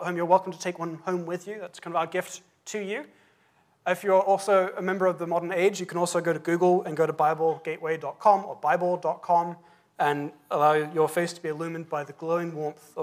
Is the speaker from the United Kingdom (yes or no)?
yes; England, United Kingdom; as an Englishman